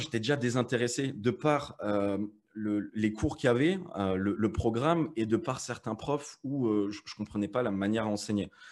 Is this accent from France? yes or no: yes; Metz, Grand Est, France; moved away as an adult; now in Malta; moi je viens de Metz